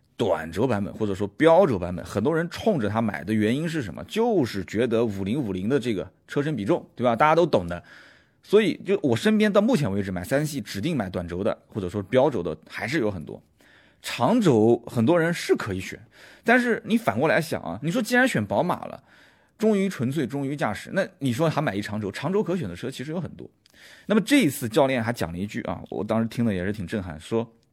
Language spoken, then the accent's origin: Chinese; Nanjing, Jiangsu, China; 我是南京人，乐乐不分